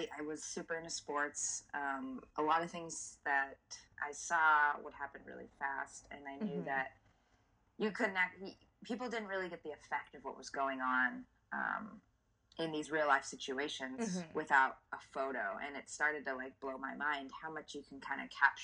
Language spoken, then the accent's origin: English; Southern California, United States; growing up in Southern California